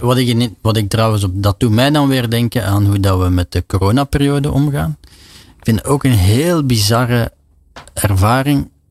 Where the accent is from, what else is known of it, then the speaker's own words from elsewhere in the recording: Belgium; als Belg